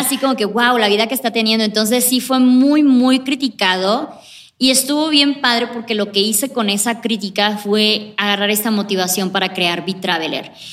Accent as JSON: {"language": "Spanish", "country": "Mexico", "moved": "as an adult", "said": "Tendría como unos 24 años cuando ya salí por fin de México."}